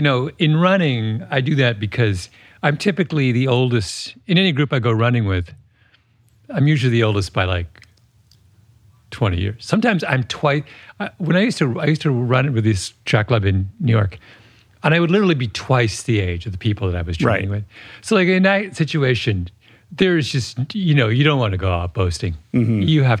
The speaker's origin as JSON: {"language": "English", "country": "Canada", "said": "Which I'm Canadian. So this is a national trait. Mm-hmm. We're a tiny country that is kind of in the shadow of its large bellicose neighbor."}